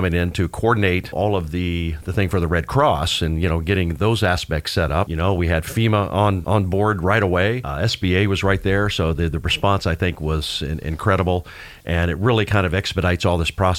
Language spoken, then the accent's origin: English; Florida, United States; I grew up in Florida, so I'm the Floridian guy.